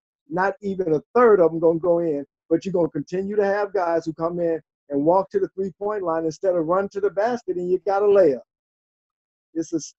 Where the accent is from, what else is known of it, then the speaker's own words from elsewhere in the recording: Chicago, Illinois, United States; And I'm from Chicago. I'm from here.